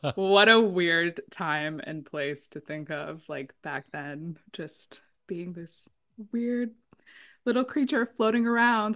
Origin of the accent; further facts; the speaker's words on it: San Diego, California, United States; I grew up in San Diego